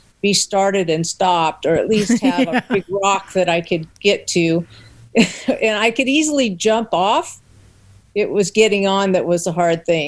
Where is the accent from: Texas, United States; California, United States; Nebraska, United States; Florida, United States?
California, United States; Long Beach; I was born in Long Beach, California, and grew up in California